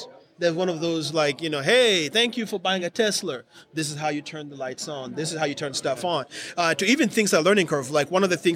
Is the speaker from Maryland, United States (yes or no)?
no; Georgia, United States; I'm from Georgia